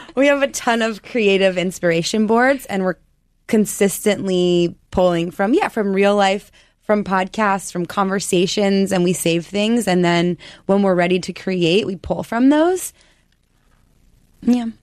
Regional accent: Colorado, United States; moved away as an adult; also born or lived in New York; I'm a Colorado girl. I'm from the West. I came to New York to go to Parsons

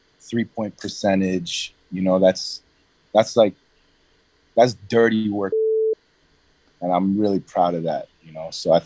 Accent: New York City, New York, United States; Even when I was growing up in New York City, like when I came in, it was like, I was getting a lot of because I was a privileged kid.

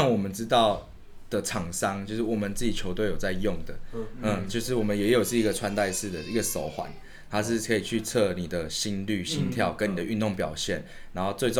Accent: Taiwan; 所以他们会知道我们是就是从台湾来的

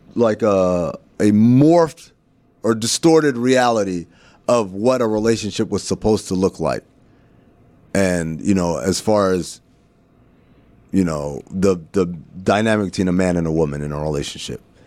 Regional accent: Sudan; now in United States; growing up in Sudan and being called, uh, Khawaja, which means foreigner

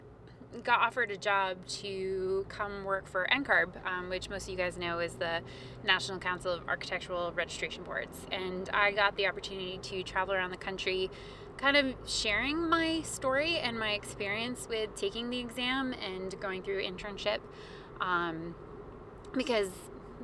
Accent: Maine, United States; also born or lived in Vermont; I'm originally from Maine.

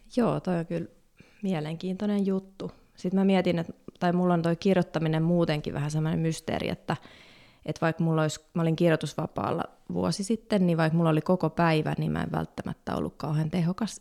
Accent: Helsinki, Uusimaa, Finland; mä oon kasvanut Pohjois-Haakassa

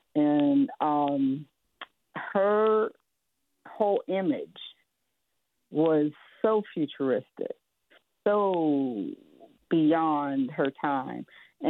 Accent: Pittsburgh, Pennsylvania, United States; now in Oakland, United States; out of my hometown of Pittsburgh, Pennsylvania.

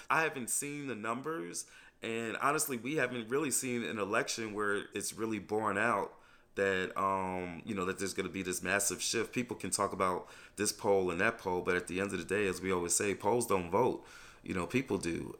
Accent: New York, United States; moved away as an adult; also born or lived in Selma, Alabama; I'm from New York originally.

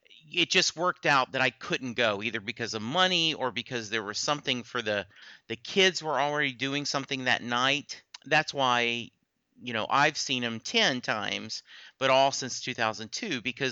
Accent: Lake Charles, Louisiana, United States; I grew up in Louisiana. My dad was in the Army. We moved around a lot, but we settled, and I spent high school time in a little town called Lake Charles, Louisiana

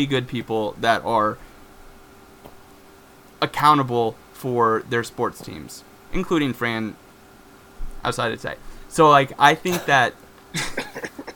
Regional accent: Iowa, United States; growing up in Iowa, I had maybe a handful of black kids in my school

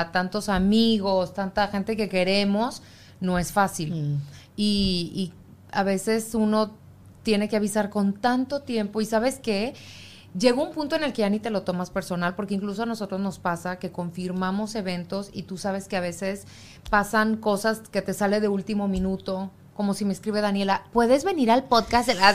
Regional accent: Mexico; moved away; yo como mexicana

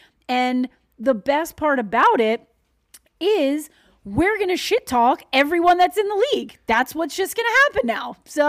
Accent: Long Island, New York, United States; I'm from Long Island.

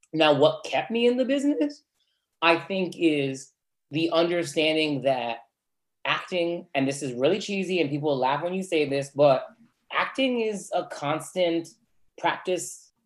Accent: Norwalk, Connecticut, United States; I'm from South Norwalk, which is a very different place economically than Darien and Stamford, Connecticut

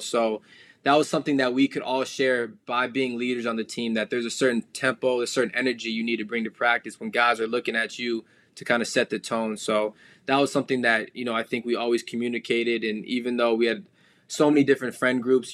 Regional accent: the Valley, Arizona, United States; moved away as an adult; now in Toronto, Canada; growing up in the Valley, I played Pop Warner

